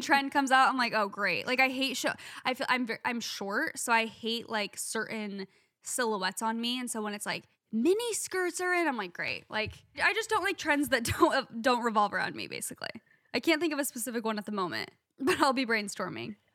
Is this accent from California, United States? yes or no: no; Phoenix, Arizona, United States; I'm from Phoenix